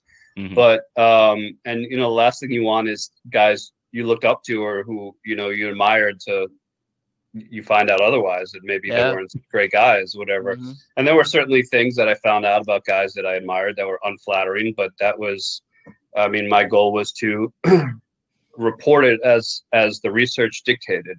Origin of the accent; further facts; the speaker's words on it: New York City, New York, United States; also born or lived in Jericho, Long Island, New York; I lived in Queens until I was about 10. I lived in Douglaston. Okay. And then I moved out to Long Island, to Jericho out in Long Island